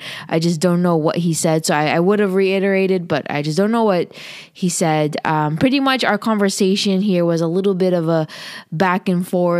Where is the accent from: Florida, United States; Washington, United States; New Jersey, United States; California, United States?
California, United States; I'm from California